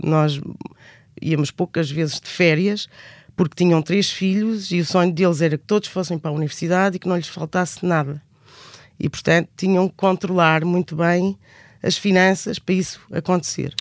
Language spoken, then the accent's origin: Portuguese; Alter do Chão, Alentejo, Portugal; moved away as an adult; also born or lived in Edinburgh, Scotland; cresci no Alentejo, numa vila relativamente pequena, que é famosa por causa dos famosos cavalos de Alté de Chão